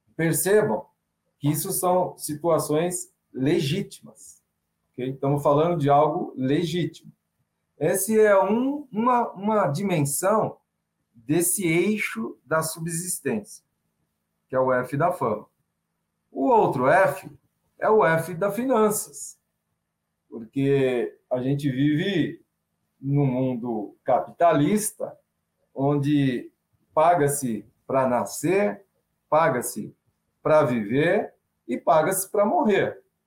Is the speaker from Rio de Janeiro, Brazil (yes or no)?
no; São Paulo, Brazil; Sou paulistano